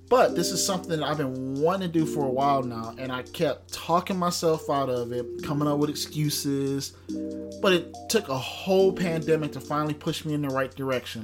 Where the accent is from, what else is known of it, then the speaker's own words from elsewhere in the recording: Detroit, Michigan, United States; growing up in Detroit